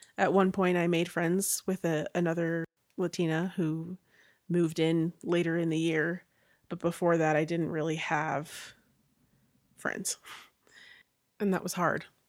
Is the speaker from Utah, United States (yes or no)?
yes; Orem, Utah, United States; I was born and raised in Orem, Utah